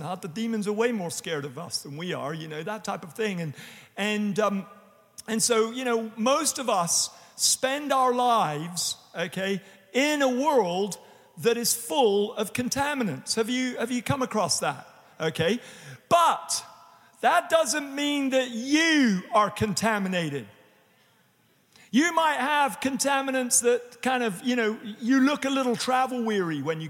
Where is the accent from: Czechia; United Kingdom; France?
United Kingdom; England; now in United States; as we would say in England